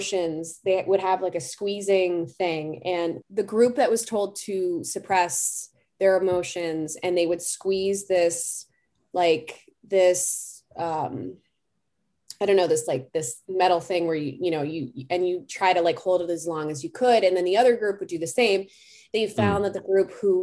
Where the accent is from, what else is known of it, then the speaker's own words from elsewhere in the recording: Boston, Massachusetts, United States; I'm from Boston